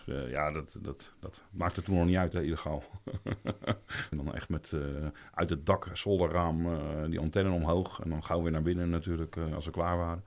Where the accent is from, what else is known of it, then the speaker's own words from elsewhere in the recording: Roelofarendsveen, South Holland, Netherlands; also born or lived in The Hague; ik ben ook geboren in Den Haag, maar ik had het geluk dat mijn ouders eh, op mijn vierde naar Roelof Arendsveen verhuisden